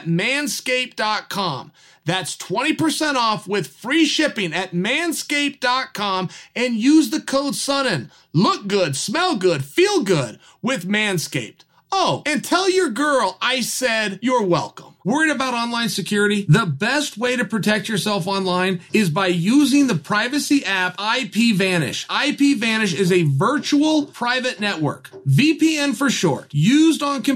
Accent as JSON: {"language": "English", "region": "Oregon", "country": "United States", "said": "I'm from Oregon. I'm in Oregon talking to you guys right now"}